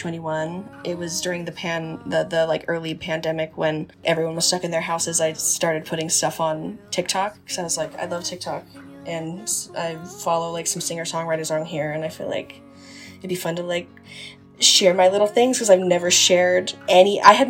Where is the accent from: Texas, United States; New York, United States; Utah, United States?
Utah, United States; I'm an artist from Utah. I was born and raised in Utah. I live just outside of Salt Lake right now.